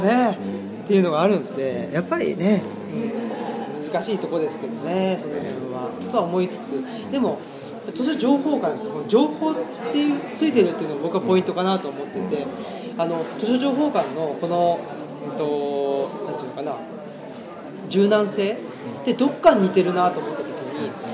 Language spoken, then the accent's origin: Japanese; Saitama, Japan; moved away as an adult; also born or lived in Osaka; now in Nara, Japan; 出身が埼玉なもんで、であの埼玉県民は埼玉県民でお、まあ、大阪に22の時に来たんですけど